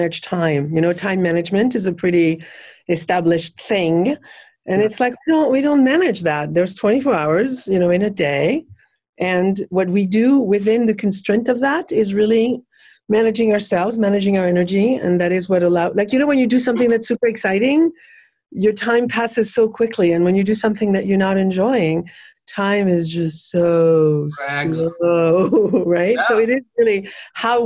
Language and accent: English; France; moved away as an adult; now in Los Angeles, United States; I'm from France originally, and I've lived